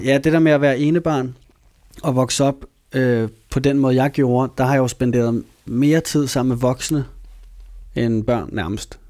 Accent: Copenhagen, Capital Region of Denmark, Denmark; jeg voksede op i København. Ja. Hele mit liv

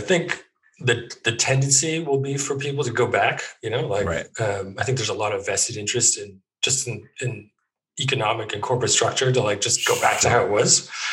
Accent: Edmonton, Alberta, Canada; moved away as an adult; also born or lived in Toronto / Germany; now in London, United Kingdom; I grew up pretty much in Edmonton

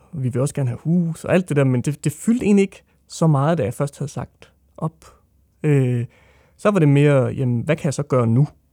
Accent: Odense, Southern Denmark, Denmark; jeg er fra Odense

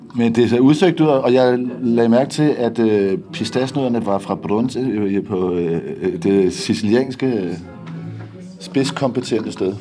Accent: Denmark; hjemme i Danmark

